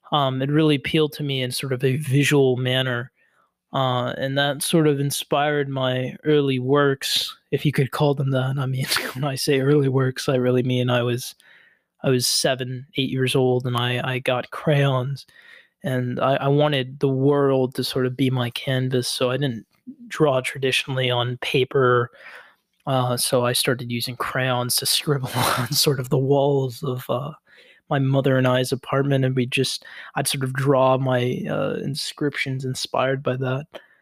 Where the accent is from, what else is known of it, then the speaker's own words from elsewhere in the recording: Coral City, Florida, United States; I grew up in Coral City, which is sort of a small outskirt of Miami.